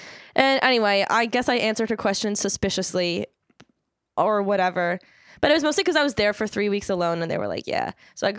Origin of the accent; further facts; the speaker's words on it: Maryland, United States; also born or lived in Philadelphia; Well, we're from Maryland, don't we?